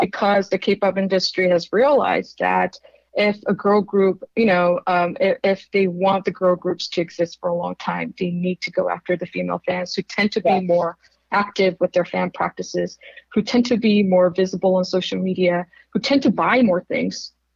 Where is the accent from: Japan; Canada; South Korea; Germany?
South Korea; moved away; I grew up in Korea